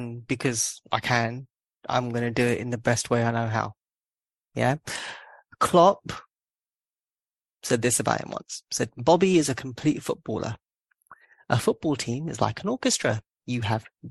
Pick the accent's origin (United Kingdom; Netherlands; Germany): United Kingdom; London; I'm born and bred in Southall.